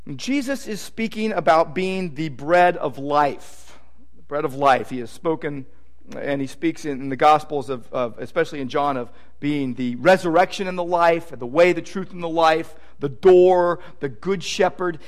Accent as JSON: {"language": "English", "town": "Downey", "region": "California", "country": "United States", "tie": "born or raised there", "said": "growing up in Downey, just, you know, 20 miles from Disneyland."}